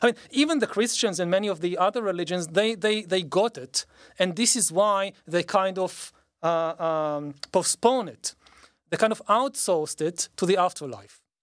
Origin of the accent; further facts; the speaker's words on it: Israel; growing up in Israel